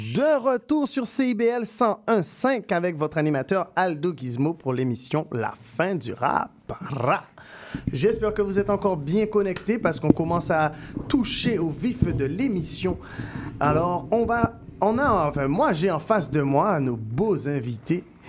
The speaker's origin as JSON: {"language": "French", "country": "Guadeloupe", "moved": "yes", "lives_now": "Montreal, Canada", "said": "je viens de la Guadeloupe, mais je représente MTL"}